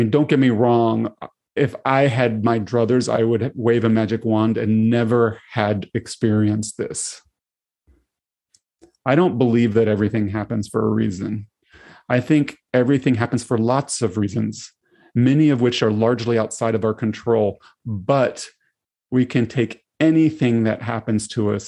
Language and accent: English; Tennessee, United States; moved away as an adult; now in Seattle, United States; I grew up in Tennessee